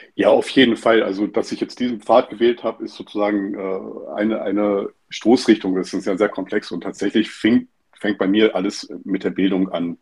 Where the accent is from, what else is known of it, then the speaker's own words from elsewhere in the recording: Stralsund, Mecklenburg-Vorpommern, Germany; moved away; ich bin in Stralsund aufgewachsen